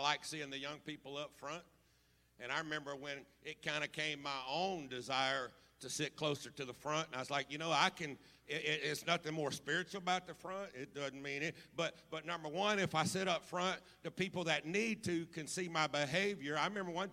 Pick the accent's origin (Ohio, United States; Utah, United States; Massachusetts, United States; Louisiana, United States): Louisiana, United States; Baton Rouge; I was raised right here in the Baton Rouge area